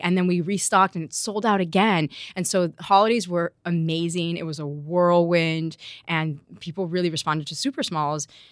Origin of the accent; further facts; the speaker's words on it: Miami, Florida, United States; also born or lived in Madrid, Spain; we grew up in Miami